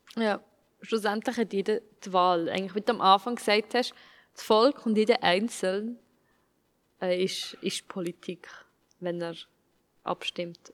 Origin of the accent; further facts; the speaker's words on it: Switzerland; ich als Schweizerin bin